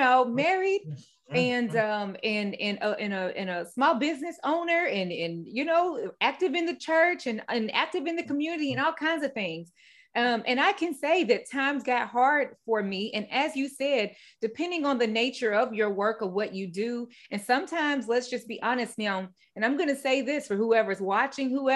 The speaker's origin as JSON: {"language": "English", "region": "Midwest", "country": "United States", "moved": "as an adult", "lives_now": "Raleigh, United States", "said": "I'm from the Midwest. I relocated out here to the East Coast 3 years ago"}